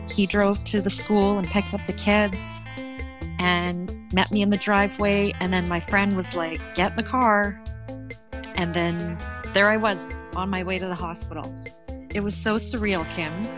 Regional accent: Canada; I'm Canadian

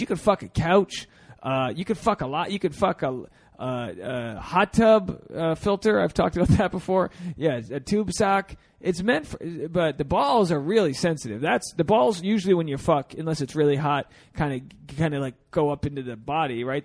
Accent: New England, United States; I'm from I'm from New England where we have a lot of uh, a lot of sea creatures in, in our meals

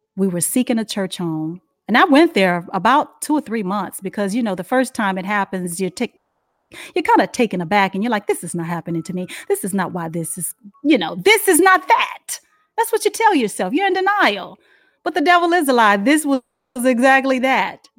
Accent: Dallas, Texas, United States; moved away as an adult; now in Charlotte, United States; I'm from Dallas, Fort Worth

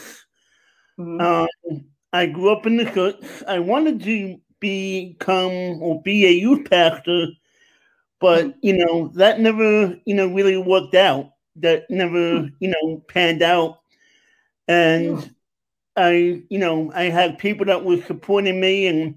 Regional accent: New York, United States; moved away as an adult; also born or lived in Long Island, New York; now in Pennsylvania, United States; I'm originally from New York, Queens, and Long Island

